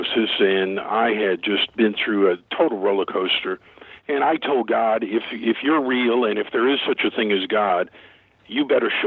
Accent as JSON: {"language": "English", "town": "Tulsa", "region": "Oklahoma", "country": "United States", "tie": "born or raised there", "said": "I grew up here in Tulsa, Oklahoma"}